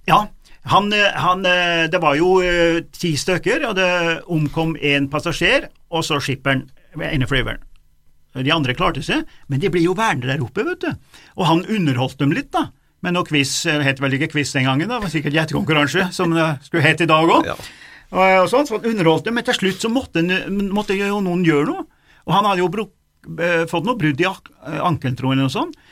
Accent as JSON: {"language": "Norwegian", "town": "Dombås", "region": "Innlandet", "country": "Norway", "tie": "born or raised there", "said": "Domås, eh, der jeg vokste opp"}